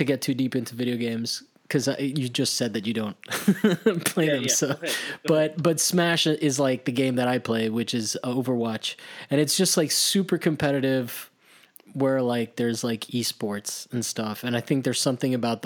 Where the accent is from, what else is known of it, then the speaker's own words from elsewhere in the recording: Italy; moved away; I grew up in Italy, and on Sunday, as a kid, there was nothing going on.